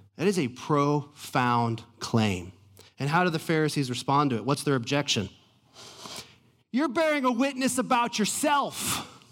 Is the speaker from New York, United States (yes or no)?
no; Atlanta, Georgia, United States; I'm from Atlanta.